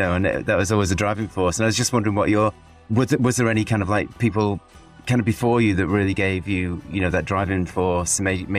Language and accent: English; Cheshire, North West England, United Kingdom; also born or lived in Salford; I grew up in Cheshire, and some of the members of the band were from Salford, and that's where I was born.